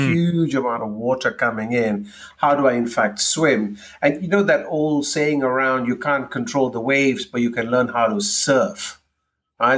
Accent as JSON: {"language": "English", "country": "Malaysia", "tie": "born or raised there", "moved": "as an adult", "said": "growing up in Malaysia, we learn how to navigate cultural differences from a very early age."}